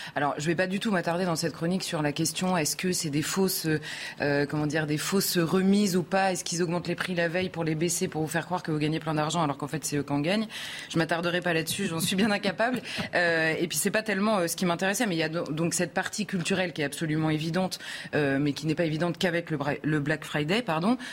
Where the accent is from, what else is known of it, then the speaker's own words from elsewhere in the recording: France; accent: very French; j'ai un accent très français